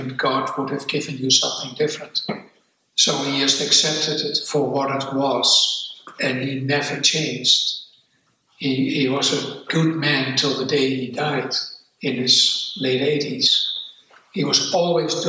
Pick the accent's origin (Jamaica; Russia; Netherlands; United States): Netherlands; English is a second language; moved away as an adult; also born or lived in Amsterdam; now in New Zealand; I escaped to New Zealand after I grew up in Holland